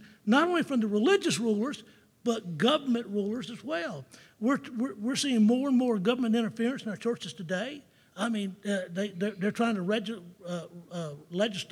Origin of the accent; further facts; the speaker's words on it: Jacksonville, Florida, United States; growing up in Jacksonville, Florida